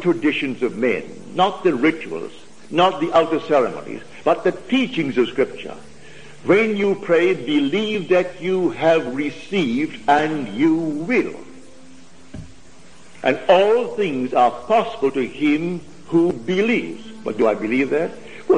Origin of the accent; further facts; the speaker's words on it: United Kingdom; moved away as an adult; now in United States; being a citizen of Britain